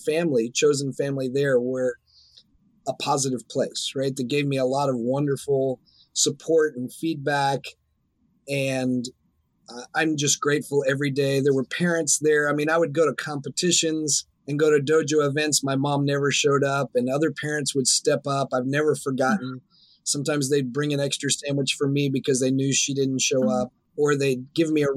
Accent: the Bible Belt in the South, United States; I was born in the Bible Belt in the South

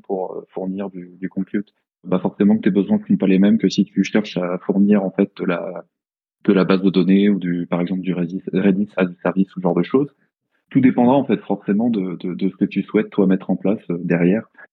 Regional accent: Chartres, Centre-Val de Loire, France; je suis de Chartres

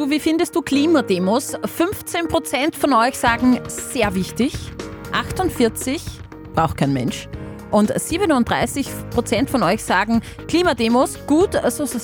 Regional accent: Hofkirchen, Upper Austria, Austria; Ja, ich bin aus Hofkirchen.

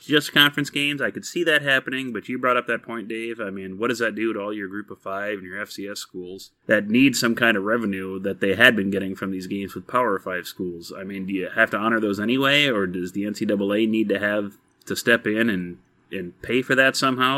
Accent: Texas, United States; moved away; I am from Texas originally.

